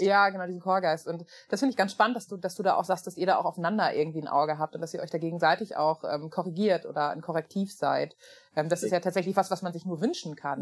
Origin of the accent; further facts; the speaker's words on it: small town near Münster, North Rhine-Westphalia, Germany; Es ist eine Kleinstadt ähm, in der Nähe von Münster.